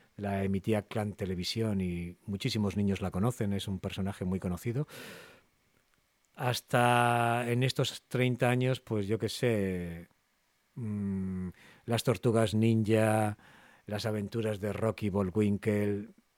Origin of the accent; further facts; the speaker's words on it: Castro Urdiales, Cantabria, Spain; Yo soy de Castro, de Castro Urdiales